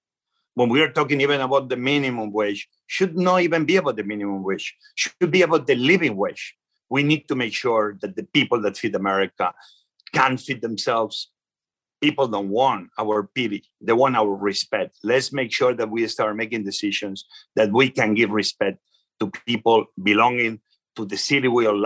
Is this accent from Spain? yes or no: yes; Spain; English is a second language; now in Washington, D.C., United States; I know where I come from. I come from Spain. You see my accent, everybody knows it